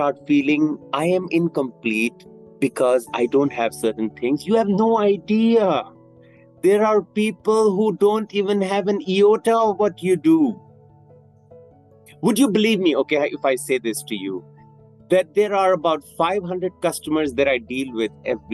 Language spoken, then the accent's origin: English; Bangkok, Thailand; I'm from Bangkok. Thailand? Yeah, I'm from Thailand.